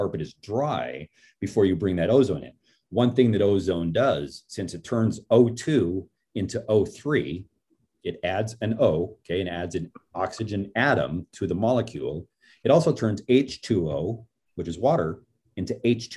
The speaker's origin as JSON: {"language": "English", "town": "Portland", "region": "Oregon", "country": "United States", "tie": "born or raised there", "said": "driving through downtown, I mean, that's my hometown"}